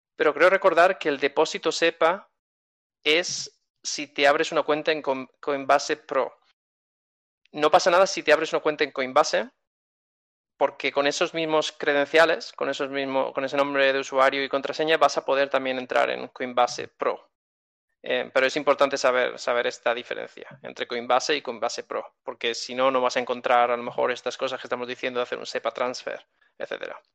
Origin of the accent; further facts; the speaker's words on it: Spain; soy español y tengo cuenta bancaria en España